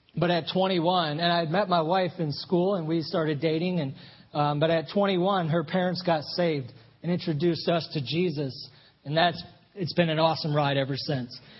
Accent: Flint, Michigan, United States; moved away as an adult; my wife and I grew up in Flint, Michigan

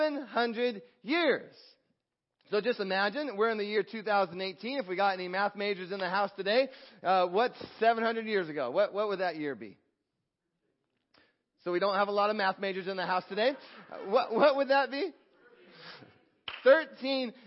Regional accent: United States; I'm American

